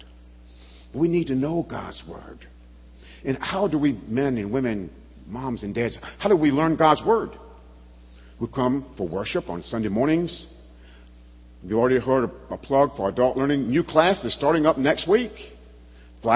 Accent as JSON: {"language": "English", "region": "Alabama", "country": "United States", "tie": "born or raised there", "said": "I grew up in Alabama, Bible Belt"}